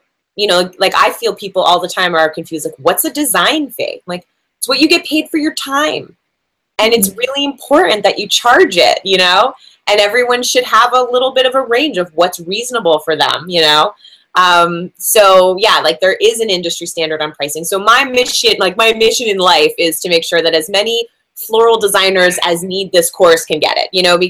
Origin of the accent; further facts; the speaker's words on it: New Jersey, United States; I'm from New Jersey, so you go to the mall to get a job when you're from New Jersey